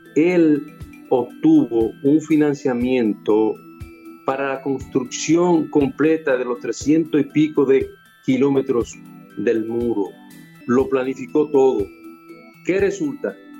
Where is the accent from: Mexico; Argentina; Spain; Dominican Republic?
Dominican Republic; Dajabón; moved away; Yo me voy a ir con mi familia otra vez para donde yo nací, para donde yo me crié